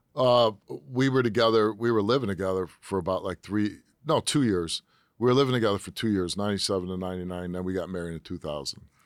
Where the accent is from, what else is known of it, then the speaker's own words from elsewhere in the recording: Chicago, Illinois, United States; moved away as an adult; now in Connecticut, United States; I grew up in Chicago, and uh, my dad was a military guy